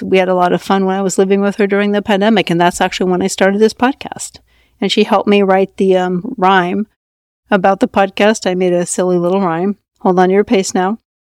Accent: Norway; moved away; I was raised in Norway

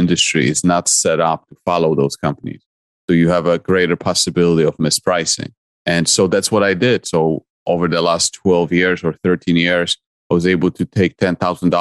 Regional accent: Poland; English is a second language; now in United States; I'm originally from Poland and I came to the US in 1996. And so my life in Poland was all about competition

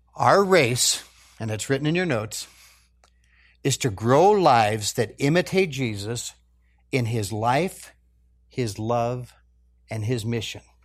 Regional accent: United States; as American Christians

